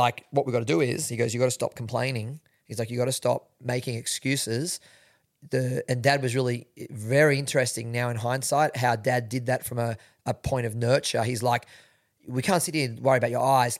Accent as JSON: {"language": "English", "town": "Sydney", "region": "New South Wales", "country": "Australia", "tie": "born or raised there", "said": "I'm from, born and bred in Sydney"}